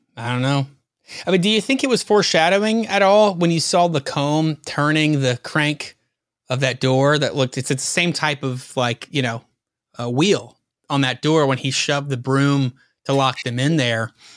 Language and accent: English; the South, United States; being a Southerner like me